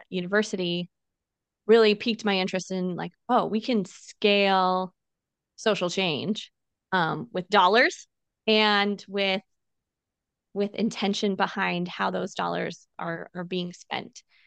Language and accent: English; Illinois, United States; moved away as an adult; now in San Diego, United States; I grew up in Illinois